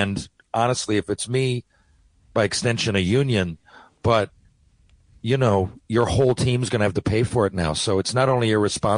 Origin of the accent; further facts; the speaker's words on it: Newfoundland and Labrador, Canada; when it comes to Newfoundland, I really take pride in our heritage.